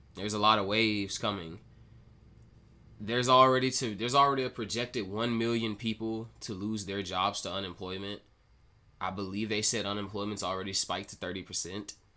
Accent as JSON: {"language": "English", "region": "Mississippi", "country": "United States", "said": "here over in my home state of Mississippi"}